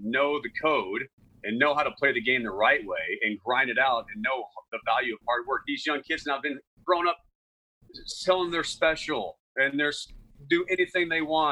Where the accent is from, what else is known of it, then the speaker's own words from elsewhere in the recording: Texas, United States; I grew up in Texas. And in Texas, it was football and baseball